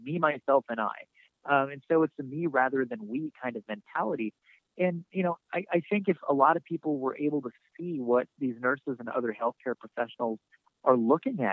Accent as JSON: {"language": "English", "region": "North Dakota", "country": "United States", "tie": "born or raised there", "moved": "yes", "said": "my home state of North Dakota"}